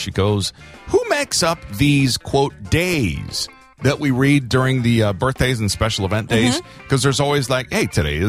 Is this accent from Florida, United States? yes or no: yes; Miami, Florida, United States; moved away; Growing up in Miami, I was like, why are people coming here? I never having lived in cold weather.